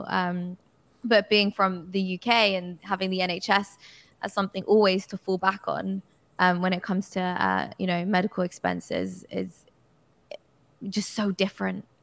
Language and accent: English; United Kingdom; as a British person.